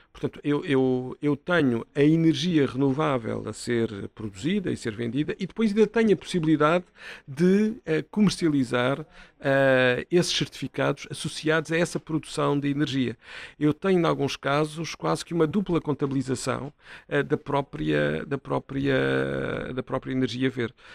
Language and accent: Portuguese; Setúbal, Portugal; eu sou natural de Setúbal